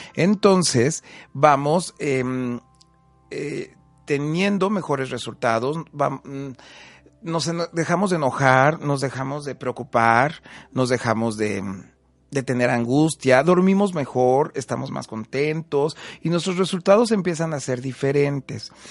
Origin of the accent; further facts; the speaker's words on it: Huamantla, Tlaxcala, Mexico; soy de Guamante, Tlaxcala